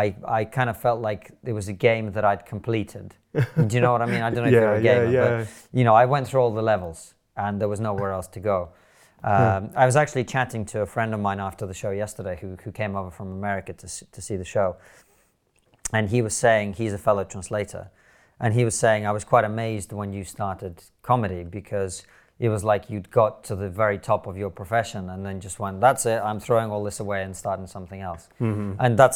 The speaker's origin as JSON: {"language": "English", "region": "Moscow", "country": "Russia", "tie": "born or raised there", "also_born_or_lived": "Soviet Union", "said": "I grew up in the Soviet Union in different parts of it. So I was born in Moscow. I lived there for 4 years."}